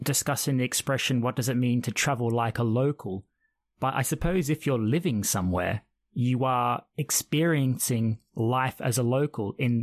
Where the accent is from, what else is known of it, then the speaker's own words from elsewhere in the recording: Australia; being Australian, born and raised